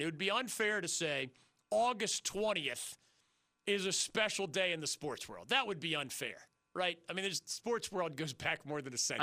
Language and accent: English; Philadelphia, Pennsylvania, United States; now in North Carolina, United States; the Philadelphia Inquirer, my hometown newspaper